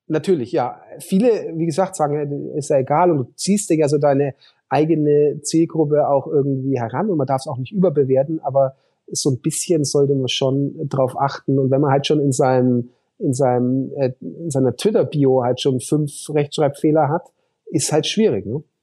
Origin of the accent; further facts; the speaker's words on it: Hof, Bavaria, Germany; Also meine Schwester ist seit letzten März äh, Oberbürgermeisterin äh, in meiner Heimatstadt